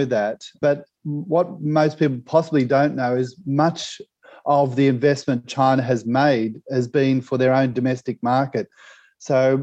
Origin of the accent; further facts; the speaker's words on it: Australia; my home country, Australia